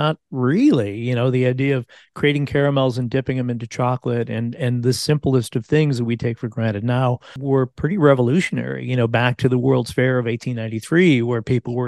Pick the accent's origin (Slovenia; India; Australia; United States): United States; Lemont, Illinois; my hometown of Lamont, Illinois